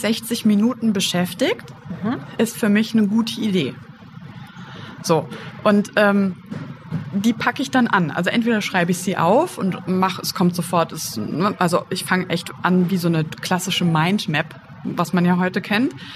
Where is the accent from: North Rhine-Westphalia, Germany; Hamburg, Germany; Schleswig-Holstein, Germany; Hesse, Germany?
Hesse, Germany; Wiesbaden; Ich komme ja aus Wiesbaden